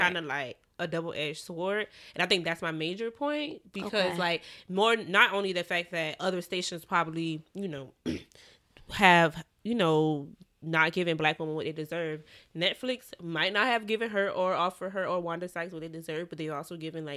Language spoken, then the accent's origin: English; Georgia, United States; I'm from Georgia